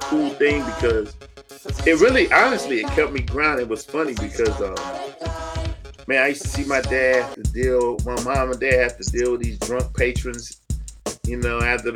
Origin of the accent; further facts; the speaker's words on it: Kinston, North Carolina, United States; Because where I'm from, Kinston, North Carolina. I'm from Kinston, North Carolina. It's a small town